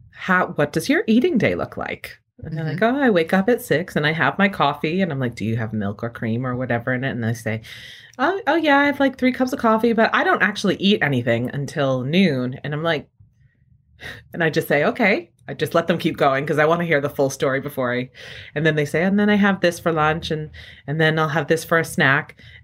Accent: New England, United States; I'm sitting here at home using Dunkin' Donuts brand coffee because I'm from New England and it tastes like home to me.

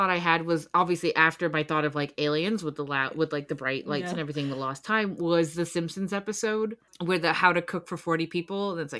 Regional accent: Canada; I'm Canadian.

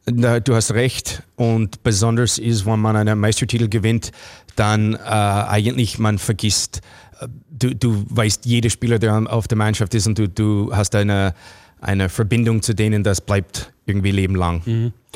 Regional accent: Toronto, Ontario, Canada; German is a second language; moved away as an adult; also born or lived in New York, United States; now in Austria; ich bin aufgewachsen als Kind in Kanada mit, mit deutschsprachigen Eltern, die haben Deutsch zu Hause geredet

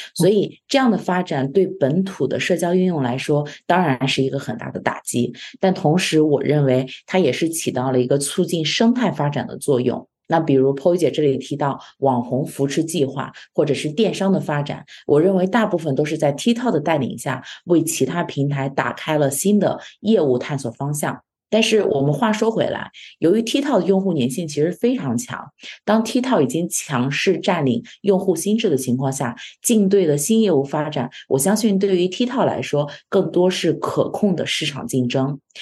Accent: China; now in Canada; 我们中国人本身在国内

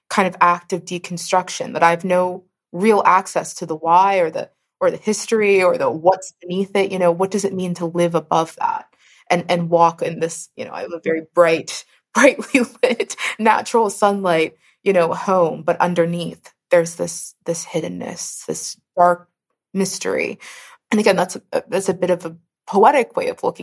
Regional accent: Pittsburgh, Pennsylvania, United States; I come from Pittsburgh, born and mostly raised in Pittsburgh.

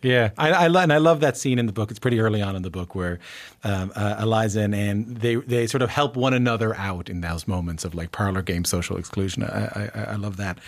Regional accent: Newfoundland and Labrador, Canada; moved away; growing up in Newfoundland

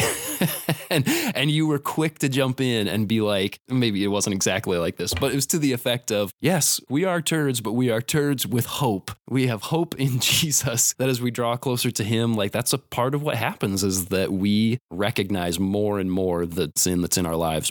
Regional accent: Warsaw, Indiana, United States; moved away as an adult; now in Mankato, United States; I'm from Warsaw, Indiana, originally

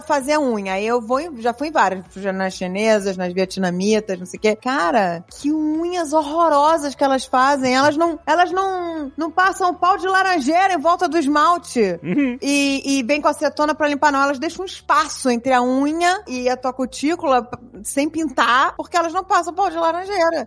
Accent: Brazil; accent: Brazilian; now in United States

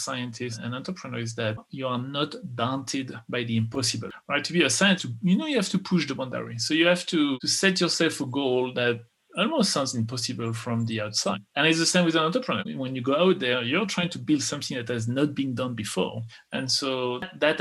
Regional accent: France; English is a second language; moved away as an adult; also born or lived in Texas, United States; now in United States; I was born in France. I'm an American

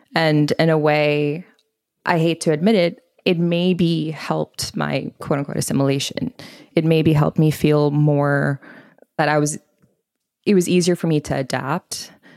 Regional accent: Bangkok, Thailand; moved away as an adult; also born or lived in Boston / Oxford / Minneapolis / Los Angeles; now in New York, United States; I grew up in Bangkok, Thailand, lived there for eighteen years, and lived in a very Punjabi South Asian household

